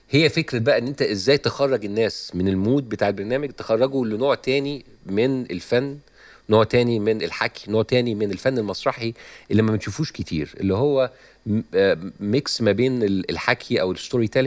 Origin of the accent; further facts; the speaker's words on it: Egypt; moved away as an adult; now in United States; انا بقالي آه، فتره لما طلعت من مصر آه، دخلت في الستاند اب كوميدي الامريكاني